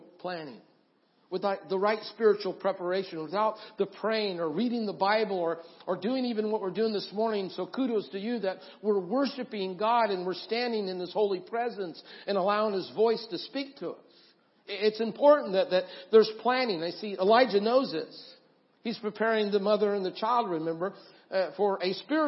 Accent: Idaho, United States; I grew up in Idaho, and I've been around the mountains

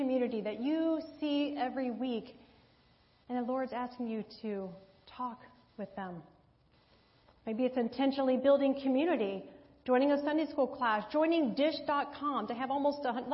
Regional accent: Kentucky, United States; moved away; Wilmore, Kentucky, my home state, not my hometown, my home state, I'll claim it

